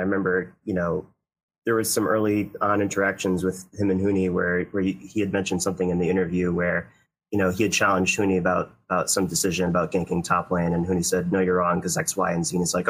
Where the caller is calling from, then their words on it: Newington, Connecticut, United States; I'm calling from Newington, Connecticut.